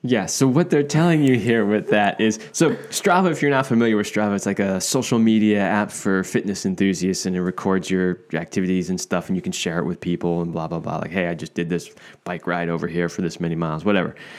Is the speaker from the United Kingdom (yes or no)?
no; East Coast, United States; moved away; I grew up on the East Coast here in the United States